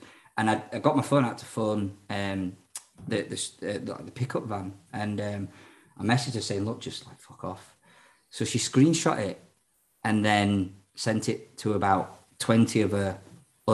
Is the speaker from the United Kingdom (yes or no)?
no; Ireland; I'm Irish.